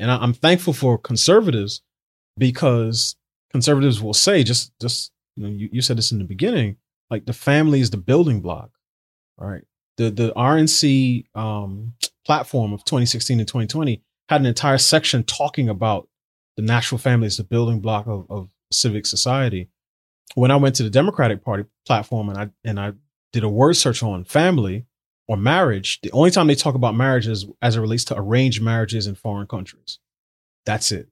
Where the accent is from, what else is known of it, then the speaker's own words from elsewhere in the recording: New York City, New York, United States; I grew up in New York City